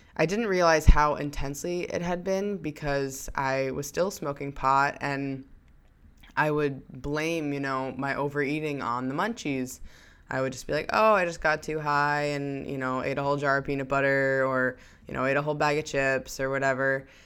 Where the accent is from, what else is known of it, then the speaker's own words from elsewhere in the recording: New York, United States; I came back home to my hometown in New York